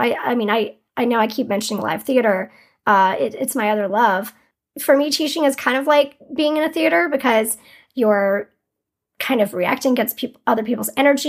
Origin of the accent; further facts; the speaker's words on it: Durham, North Carolina, United States; moved away as an adult; also born or lived in New York City; I moved back to Durham, which is my hometown